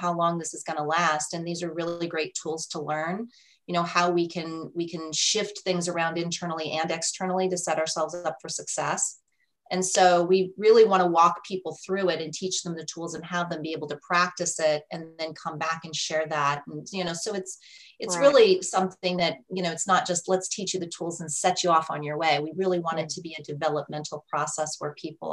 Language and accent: English; Colorado, United States; I'm from Colorado